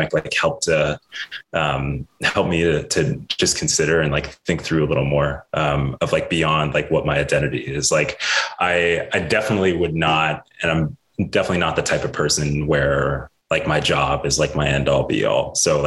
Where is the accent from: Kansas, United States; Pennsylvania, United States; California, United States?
Pennsylvania, United States; Pittsburgh; moved away as an adult; also born or lived in New York; I grew up in Pittsburgh.